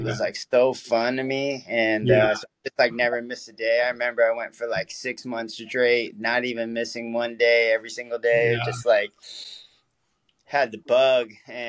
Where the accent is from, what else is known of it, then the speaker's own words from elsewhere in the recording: California, United States; But, you know, I'm from the Bay Area. So, like, my dad lived there.